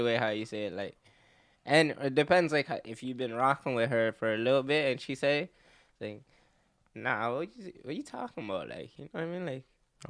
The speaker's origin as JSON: {"language": "English", "town": "Toronto", "region": "Ontario", "country": "Canada", "said": "I come from Driftwood, okay. Jane and Finch. Basically, it's like the west end of the city."}